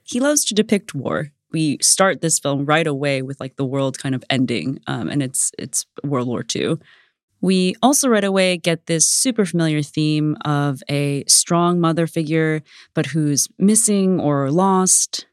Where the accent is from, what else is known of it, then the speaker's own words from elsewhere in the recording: United States; also born or lived in Vietnam (family origin); I grew up in suburban America in the nineties